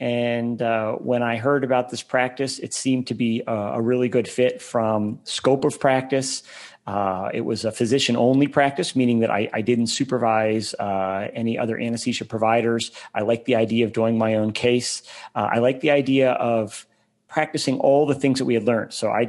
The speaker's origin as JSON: {"language": "English", "country": "Germany", "tie": "born there", "moved": "yes", "said": "So I grew up an Army brat. I was born in Germany. I lived there again in high school. I went to 10 schools in 12 years."}